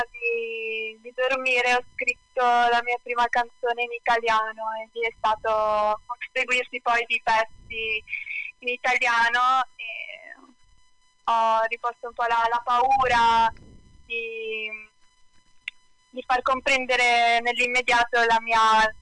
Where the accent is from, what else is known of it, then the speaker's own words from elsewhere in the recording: Sanremo, Liguria, Italy; io sono di Sanremo e sono cresciuta eh, qui a Sanremo